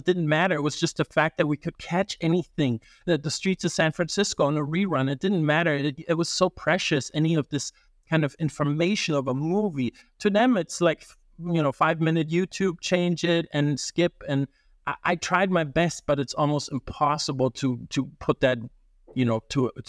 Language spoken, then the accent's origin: English; Germany; also born or lived in Italy; You know, growing up in Germany and Italy, we didn't have, sometimes it would be delayed